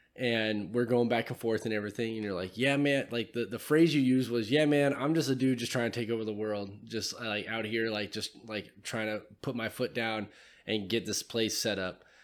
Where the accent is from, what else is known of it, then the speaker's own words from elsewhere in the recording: California, United States; now in Tennessee, United States; I'm from California